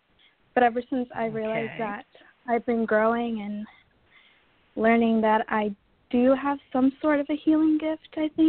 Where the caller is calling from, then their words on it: Iowa, United States; I'm from Iowa.